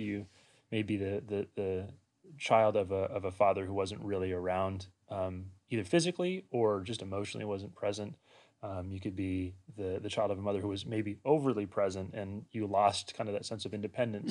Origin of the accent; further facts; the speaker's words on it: Washington, United States; moved away as an adult; also born or lived in Walla Walla, Washington; now in Loma Linda, United States; I grew up in Washington State